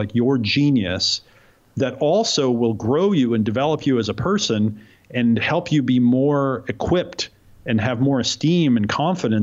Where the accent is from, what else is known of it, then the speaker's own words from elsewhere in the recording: Oregon, United States; I grew up in Oregon to hippie parents who didn't want me to grow up in New York and the city where they had grown up.